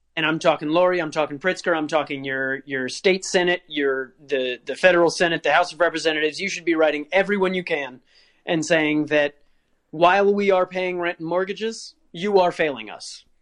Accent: Virginia, United States; I grew up in Virginia

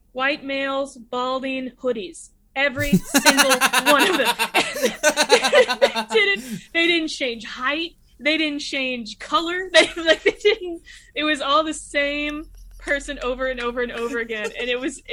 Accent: St. Louis, Missouri, United States; moved away as an adult; now in Bay Area, United States; I'm from St. Louis, Missouri

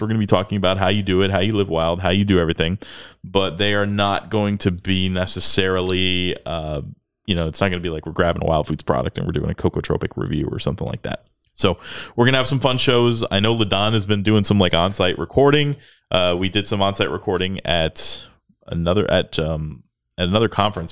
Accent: Florida, United States; now in Texas, United States; I grew up in Florida

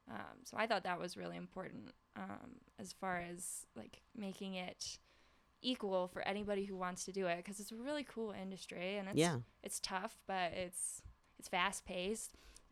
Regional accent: North Carolina, United States; from North Carolina, so I kind of think

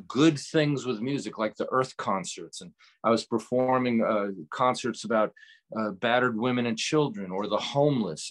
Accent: Beacon, New York, United States; moved away; I'm from New York originally

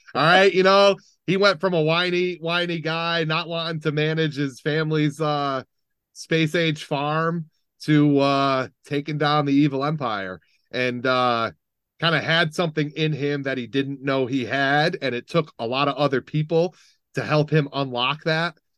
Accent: Middletown, United States; growing up in Middletown, pretty, pretty diverse

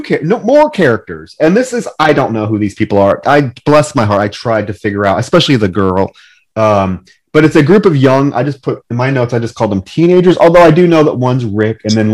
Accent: New York, United States; They're clearly garter snakes. I grew up

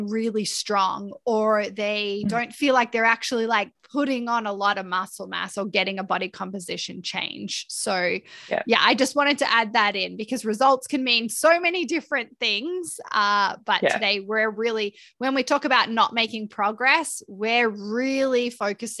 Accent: Australia; accent: Australian; my Australian accent

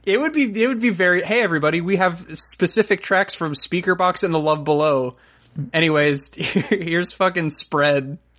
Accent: Florida, United States; I'm from Florida

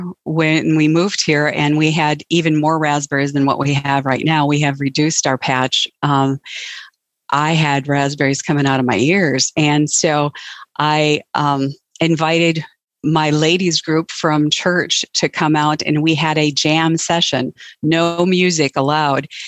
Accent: North Dakota, United States; I'm from North Dakota, and we have below zero temperatures right now

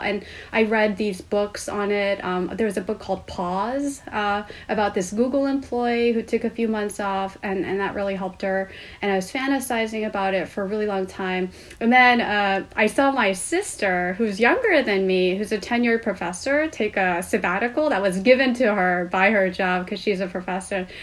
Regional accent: Seoul, South Korea; moved away as an adult; now in United States; I grew up in Seoul, Korea

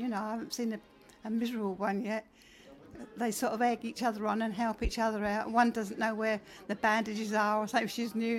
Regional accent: Isle of Wight, South East England, United Kingdom; I'm from Kells on the Isle of Wight.

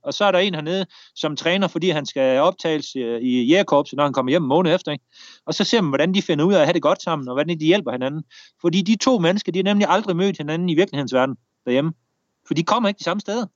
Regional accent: Denmark; moved away as an adult; now in Brazil; en værnepligt hjemme i Danmark

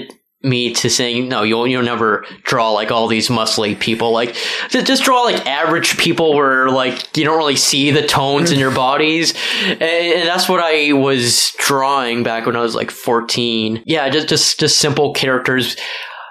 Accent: Mississauga, Ontario, Canada; moved away as an adult; also born or lived in Brampton; now in Toronto, Canada; I was born in Brampton. I was raised most of my life in Mississauga from age of 7 on

